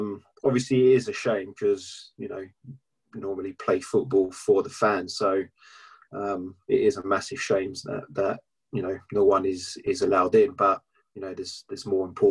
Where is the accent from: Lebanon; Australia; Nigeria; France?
France; Paris, Île-de-France; moved away as an adult; now in England; I was born in Paris. I grew up just outside of Paris.